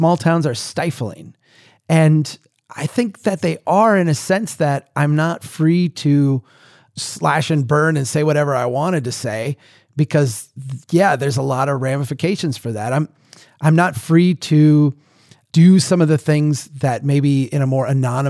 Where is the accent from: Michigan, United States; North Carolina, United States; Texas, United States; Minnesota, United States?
Minnesota, United States; I come up here to my hometown